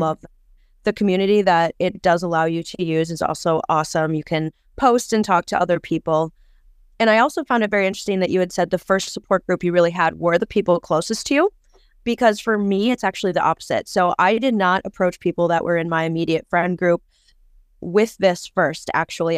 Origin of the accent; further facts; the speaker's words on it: Wisconsin, United States; I am from Wisconsin, pretty close to the Twin Cities, actually, so just right over the border